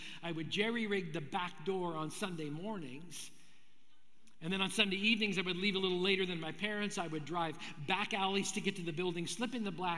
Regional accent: Brandon, Manitoba, Canada; I grew up in Brandon, Manitoba

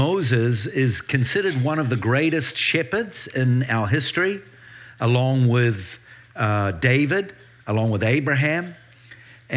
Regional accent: New Zealand; moved away as an adult; now in Israel; I do have an accent. I do. I grew up in New Zealand

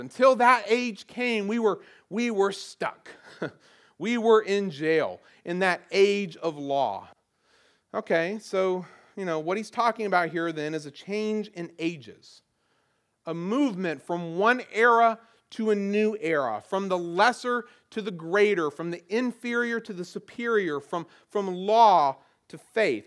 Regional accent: the South, Southern United States, United States; accent: southern; my old southern accent

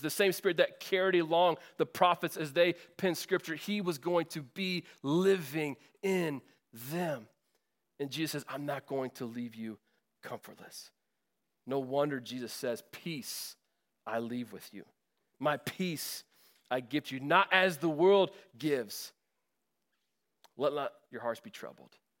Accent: Northwest Indiana, United States; moved away; I'm from Northwest Indiana, so the, the greater Chicago area.

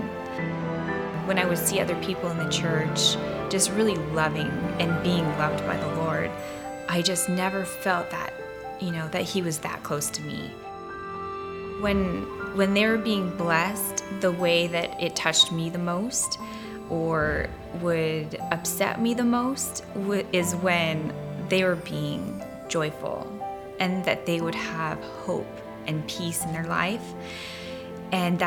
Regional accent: Olympia, Washington, United States; moved away as an adult; we just moved to the area recently, and we're originally from Olympia

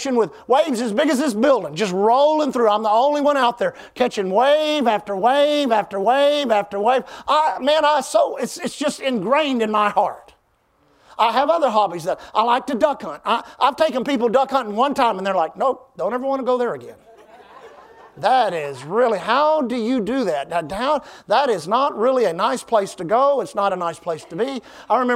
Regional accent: South Houston, Texas, United States; I grew up in South Houston, South, where Houston, South Houston, and Pasadena come together

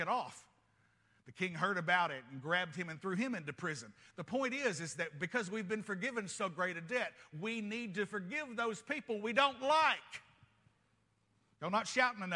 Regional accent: United States; I'm a Christian first and I happen to be American

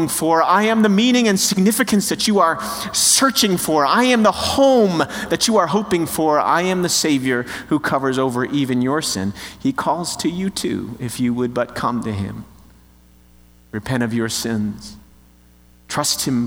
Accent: New Jersey, United States; I'm from New Jersey, which means that I've got a little bit of an edge to me

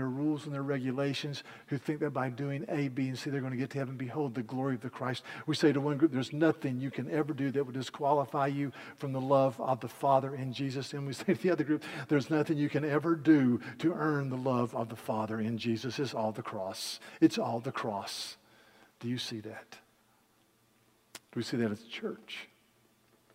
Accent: Yadkin County, North Carolina, United States; I grew up in Yadkin County, North Carolina, and we were all tobacco farmers

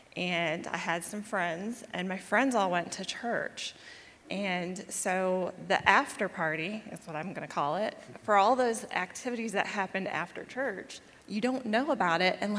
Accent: New York, United States; also born or lived in Myrtle Beach, South Carolina; I'm from a little bit of all over. I was born in New York, and we spent a lot of time traveling between New York and a little city down near Myrtle Beach.

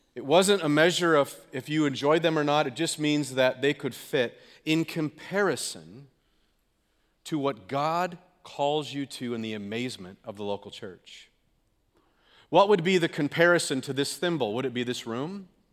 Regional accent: California, United States; now in Green Bay, United States; I'm from California, the left coast, whatever you want to call it

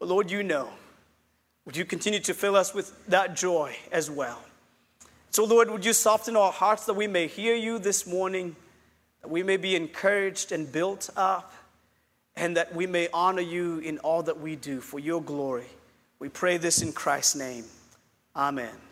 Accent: Kenya; now in Chattanooga, United States; I'm from Kenya. I did grow up in Kenya, and I'm pastoring a small church in Chattanooga, Tennessee

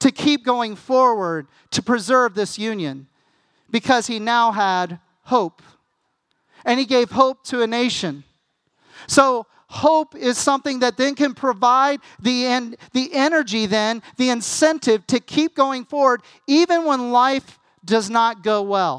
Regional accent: United States; as an American

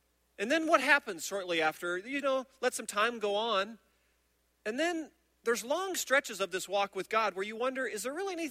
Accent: central Iowa, United States; moved away; in central Iowa who knew nothing about Jesus or his church

